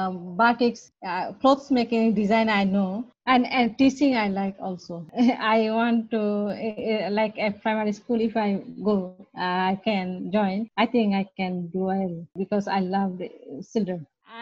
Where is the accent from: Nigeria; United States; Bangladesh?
Bangladesh; English is a second language; moved away as an adult; also born or lived in Spain; now in London, United Kingdom; I'm from Bangladesh, but from before here, I lived in Spain like 13 years.